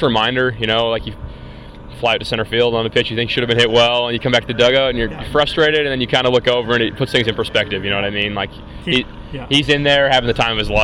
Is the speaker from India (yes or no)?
no; Swift Current, Saskatchewan, Canada; I'm from Swift Current